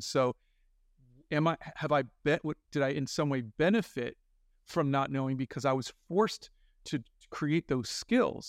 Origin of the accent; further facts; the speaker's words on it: Miramar, Florida, United States; also born or lived in Yonkers, New York; I was born in Yonkers, New York, but when I was four, we moved to Florida. And I lived in Miramar, Florida